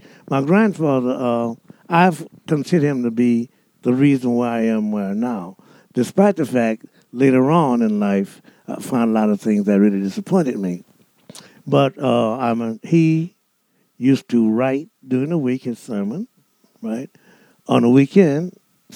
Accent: New Orleans, Louisiana, United States; I was born and raised in New Orleans

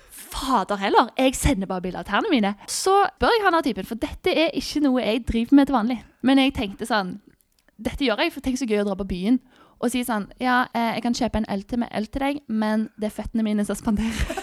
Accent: Stavanger, Rogaland, Norway; moved away as an adult; also born or lived in Sola / Gran Canaria; jeg er fra Stavanger

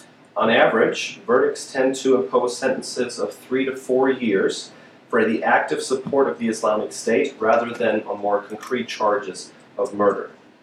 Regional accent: Hamburg, Germany; moved away; my hometown of Hamburg

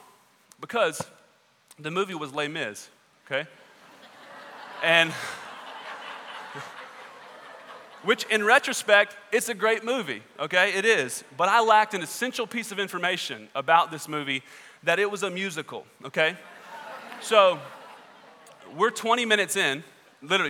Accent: Southwest Georgia, United States; I grew up in Southwest Georgia

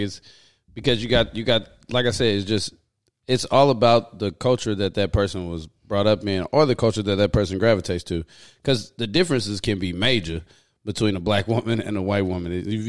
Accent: Houston, Texas, United States; also born or lived in Cinco Ranch, Texas; my high school graduating class at Cinco Ranch, we probably had 20 black people.

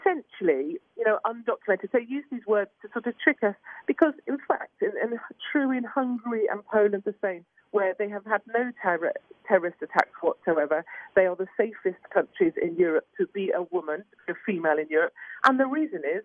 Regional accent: United Kingdom

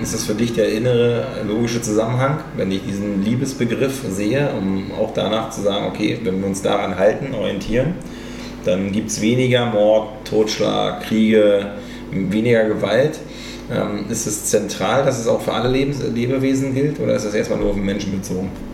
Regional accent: the East, eastern Germany, Germany; komme ja aus dem Osten

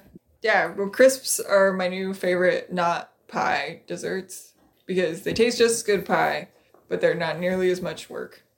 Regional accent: Colorado, United States; moved away; I grew up in Colorado, where you have the Rockies

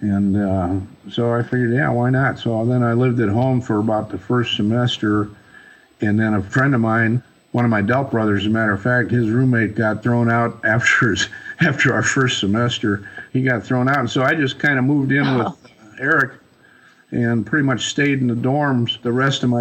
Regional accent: Milwaukee, Wisconsin, United States; moved away as an adult; also born or lived in Appleton, Wisconsin; now in Colorado, United States; I grew up in Milwaukee, and then we moved to Appleton when I was a senior in high school

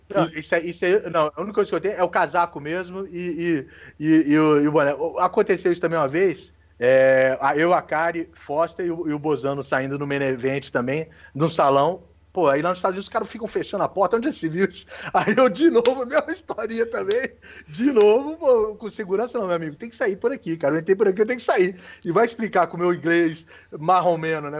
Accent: Brasília, Federal District, Brazil; eu aqui moro em Brasília, nasci em Brasília, defensor ferrenho de Brasília

